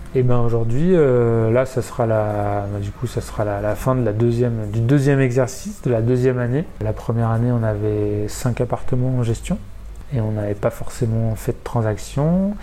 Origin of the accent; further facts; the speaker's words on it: Évian-les-Bains, Auvergne-Rhône-Alpes, France; also born or lived in Villard-de-Lans / Albertville; je suis né à Evian euh, et j'ai fait pas mal de snow pendant ma jeunesse. Euh, commencé le snowboard à 7 ans et demi, enfin, commencé le snowboard à 4 ans, puis rejoint le snowboard club d'Avoria à 7 ans et demi